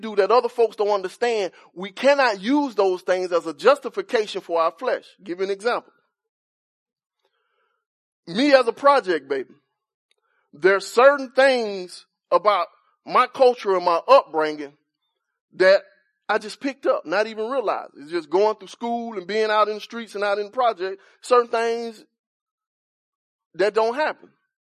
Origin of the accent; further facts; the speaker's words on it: Cedar Park, Texas, United States; So I was trying to live up to the reputation that I'm from Cedar Park.